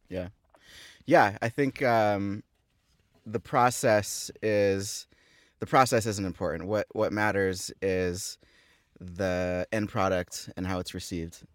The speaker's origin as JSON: {"language": "English", "town": "Thousand Oaks", "region": "California", "country": "United States", "tie": "born or raised there", "said": "I grew up in Thousand Oaks, just down the freeway, five minutes from here."}